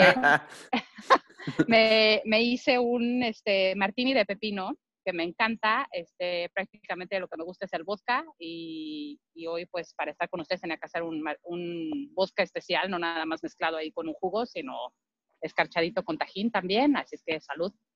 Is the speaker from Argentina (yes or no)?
no; Mexico; moved away as an adult; now in United States; como mexicano